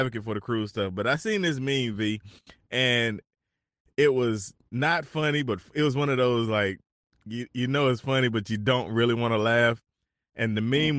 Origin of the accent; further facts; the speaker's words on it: North Carolina, United States; now in South Carolina, United States; I'm originally from North Carolina.